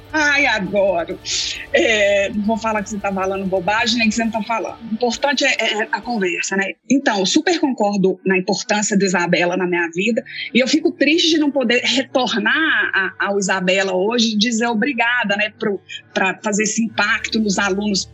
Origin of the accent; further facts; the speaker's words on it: Belo Horizonte, Minas Gerais, Brazil; moved away as an adult; now in Kansas City, United States; eu sou nascida, criada, esculpida em Belo Horizonte, meu sotaque já denuncia isso bem